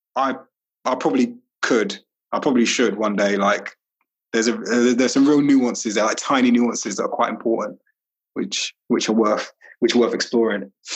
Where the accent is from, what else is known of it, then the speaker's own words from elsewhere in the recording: London, United Kingdom; moved away as an adult; also born or lived in Walthamstow / Highbury; I grew up in Brixton